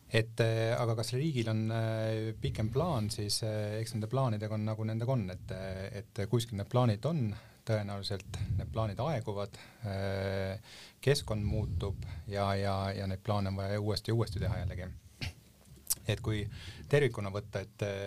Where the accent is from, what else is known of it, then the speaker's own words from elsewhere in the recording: Paide, Järva County, Estonia; ma ise olen näiteks Paidest pärit